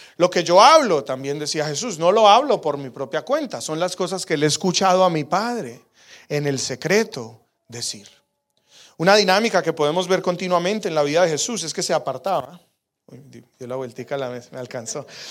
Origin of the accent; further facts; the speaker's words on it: Colombia; now in Calgary, Canada; yo soy colombiano